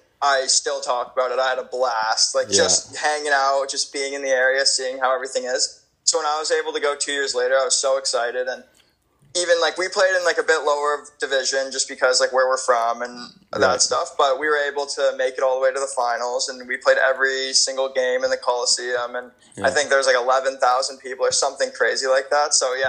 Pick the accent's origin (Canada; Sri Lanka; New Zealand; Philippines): Canada; even though I am Canadian, they don't have to use an import spot on me.